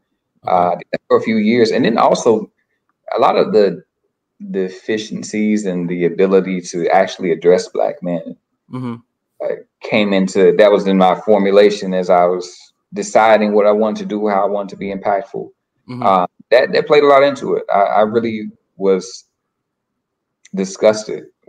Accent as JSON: {"language": "English", "town": "Little Rock", "region": "Arkansas", "country": "United States", "moved": "as an adult", "lives_now": "Boston, United States", "said": "I'm from Little Rock, Arkansas. I live in Boston now. Been out here for 7 years."}